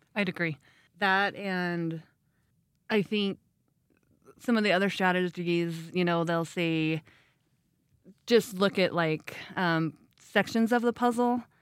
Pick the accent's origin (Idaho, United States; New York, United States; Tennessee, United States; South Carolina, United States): Idaho, United States; Rexburg; now in Ammon, United States; I am from Rexburg. I grew up here